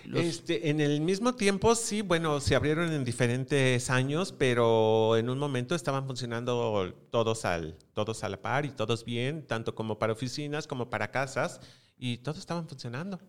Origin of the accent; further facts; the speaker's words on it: Mexico; somos mexicanos